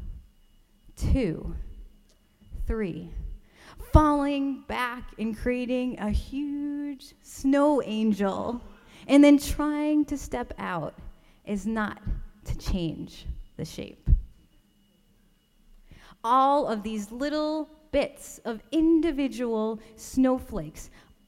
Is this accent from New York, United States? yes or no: yes; Rochester, New York, United States; I grew up in Rochester, New York, in upstate New York